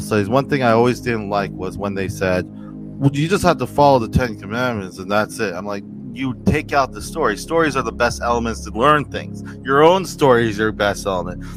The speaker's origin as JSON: {"language": "English", "region": "New Jersey", "country": "United States", "said": "I'm from New Jersey, so there's a lot of Italians"}